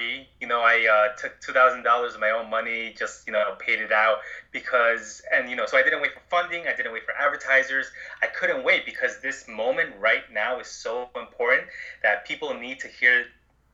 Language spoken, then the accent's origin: English; Long Island, New York, United States; growing up on Long Island